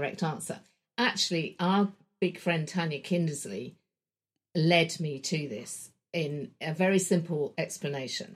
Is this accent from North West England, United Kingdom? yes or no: no; London, United Kingdom; I grew up in Wembley in London, in a suburban home.